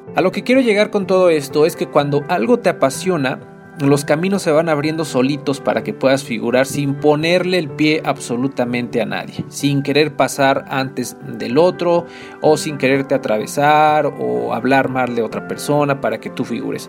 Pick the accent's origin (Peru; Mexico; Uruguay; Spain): Mexico; Tlaxcala; soy originario de Tlaxcala